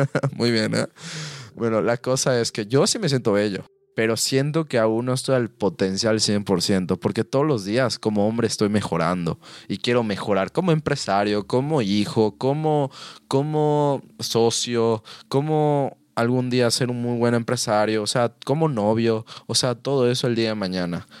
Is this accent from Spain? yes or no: no; Mexico; nosotros aquí en México